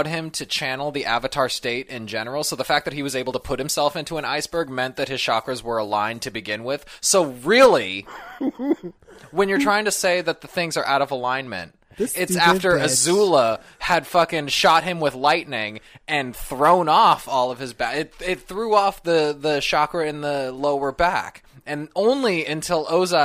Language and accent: English; California, United States; moved away; I'm from California